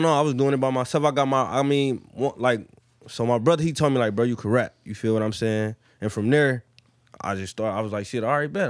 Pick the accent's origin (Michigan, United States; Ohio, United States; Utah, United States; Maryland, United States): Michigan, United States; Detroit; I'm from Detroit, born and raised. Plymouth, Plymouth Road, West Side